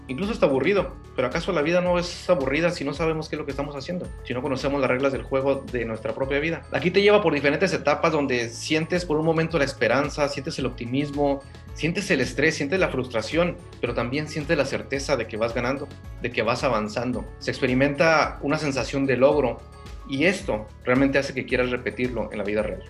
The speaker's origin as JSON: {"language": "Spanish", "region": "Durango", "country": "Mexico", "tie": "born or raised there", "also_born_or_lived": "Ciudad Juárez, Mexico", "moved": "as an adult", "lives_now": "United States", "said": "humano que emigró de México a Estados Unidos, originario de, de un pueblo pequeño de Durango"}